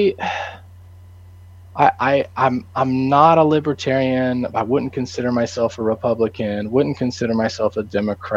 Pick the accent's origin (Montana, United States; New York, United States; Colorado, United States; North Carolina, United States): Colorado, United States; moved away as an adult; now in Nashville, United States; I grew up in Colorado with JMO and went to school in Nashville.